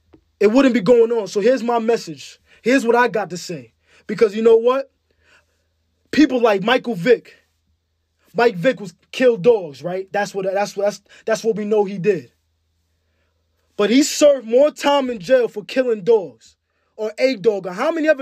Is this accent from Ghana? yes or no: yes; Ghana; I'm African, nigga. I'm from Ghana.